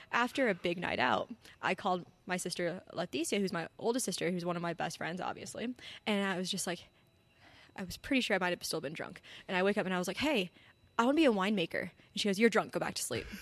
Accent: Albuquerque, New Mexico, United States; now in Arizona, United States; I'm from Albuquerque, New Mexico.

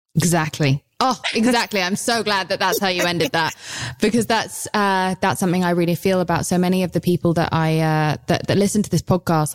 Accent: United Kingdom

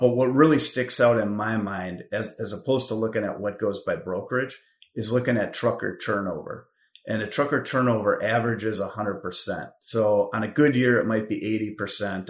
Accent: Richfield, Minnesota, United States; moved away as an adult; also born or lived in Wisconsin; now in Chicago, United States; I grew up in Minnesota, proud Richfield Spartan

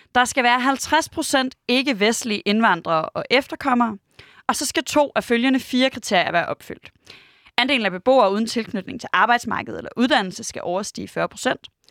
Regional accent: Aarhus, Central Denmark Region, Denmark; jeg er vokset op i Høj, tæt på Gellerup

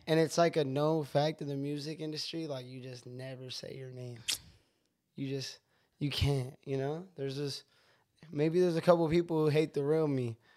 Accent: San Jose, California, United States; also born or lived in Riverside, California; They were moving from L A to Washington to San Jose, California, where I grew up

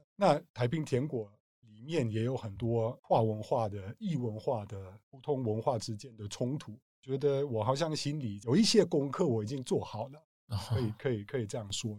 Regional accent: Germany; Chinese is a second language; moved away; 从香港回德国一趟，在乡下的我的家乡看我家人

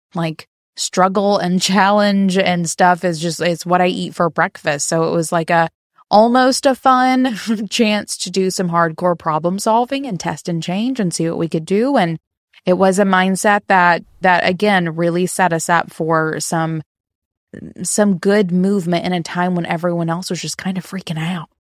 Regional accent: the South, United States; I am from the South in the U S

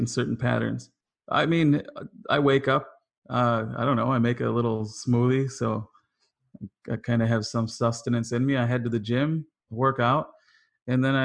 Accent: Wisconsin, United States; now in Los Angeles, United States; I'm from Wisconsin

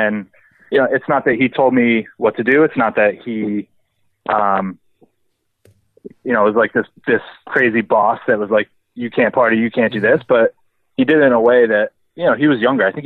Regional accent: Rhode Island, United States; I grew up in Rhode Island

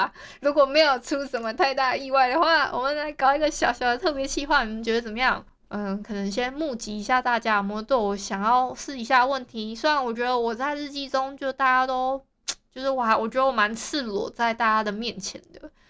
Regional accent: Hualien County, Taiwan; 因为我是花莲人。

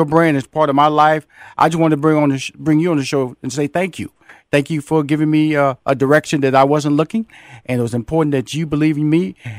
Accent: Houston, Texas, United States; I come from Fifth Ward, Texas, so we're going to compare tough.

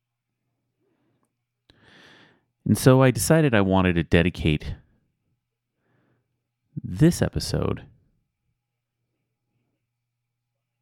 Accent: Spring Canyon, Utah, United States; When I grew up in Spring Canyon

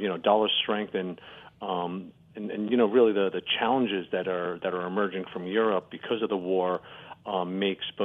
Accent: United States; as an American

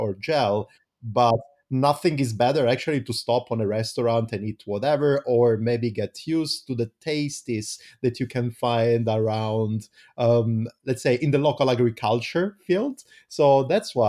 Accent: Italy; now in Berlin, Germany; we come from Italy. Nobody of us is a winter guy.

